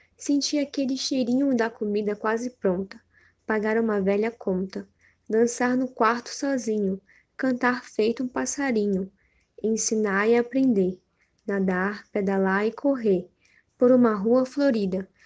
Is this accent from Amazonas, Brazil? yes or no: yes; Manaus, Amazonas, Brazil; sou de Manaus